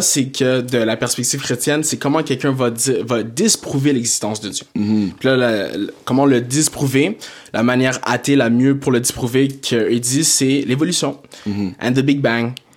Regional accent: Blainville, Quebec, Canada; also born or lived in Montreal / Saint-Jérôme / South Shore (Montreal) / Toronto; je suis né à Montréal, d'origine euh, d'origine haïtienne. haïtienne, je suis à Montréal. Euh, j'ai grandi aussi à Blainville

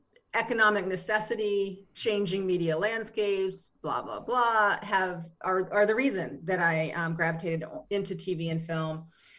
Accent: Appalachia, United States; Yeah, no. I mean, I'm from Appalachia.

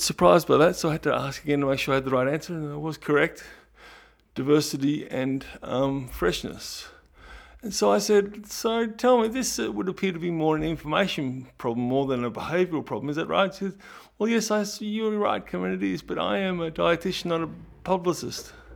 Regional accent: Ballarat, Victoria, Australia; moved away as an adult; now in Melbourne, Australia; I grew up in Ballarat, but I moved down to Melbourne at age eighteen point one

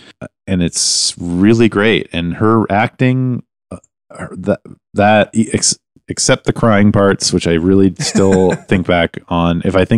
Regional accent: Canada; We're Canadian.

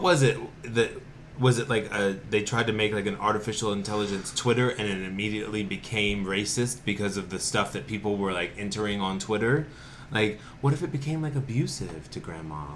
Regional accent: Winston-Salem, North Carolina, United States; now in Asheville, United States; I'm from Winston-Salem, North Carolina

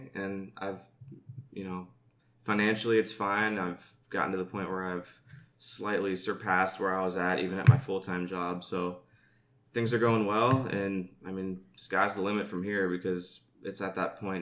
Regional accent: Western Pennsylvania, United States; moved away as an adult; also born or lived in Pittsburgh; now in Florida, United States; I'm from Western PA. I went to high school with Alex. Went to Duquesne, which is a local Pittsburgh school

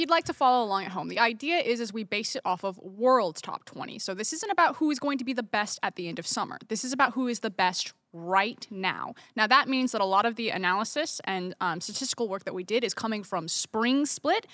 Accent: United States; I'm American

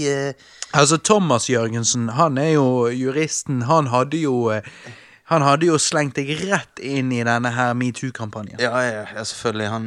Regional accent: Stavanger, Rogaland, Norway; accent: Stavanger dialect; jeg skal slutte med den Stavanger-dialekten min.

